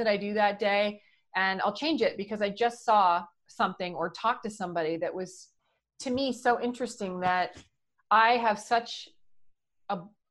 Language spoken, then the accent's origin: English; Brockville, Ontario, Canada; moved away as an adult; now in California, United States; I grew up in Ontario in a small town in Brockville, Ontario, which is about 2 hours north of Syracuse, New York